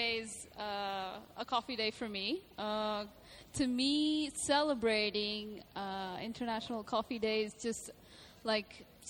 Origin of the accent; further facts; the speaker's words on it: Venezuela; now in Dubai, United Arab Emirates; Originally, I'm from Venezuela.